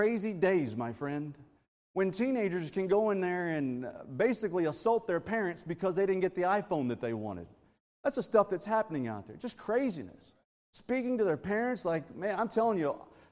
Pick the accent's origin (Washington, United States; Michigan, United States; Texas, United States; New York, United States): Texas, United States; I'm from Texas